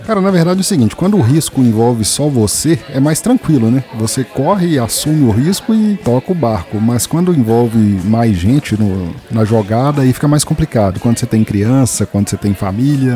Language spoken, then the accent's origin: Portuguese; Sete Lagoas, Minas Gerais, Brazil; also born or lived in Betim; Eu voltei para minha cidade natal, tô morando de novo em Sete Lagoas